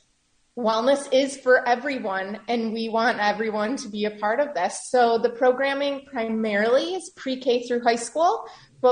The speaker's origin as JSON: {"language": "English", "town": "Chicago", "region": "Illinois", "country": "United States", "also_born_or_lived": "New York / Los Angeles", "moved": "as an adult", "said": "I always knew I would come home. I'm originally from Chicago."}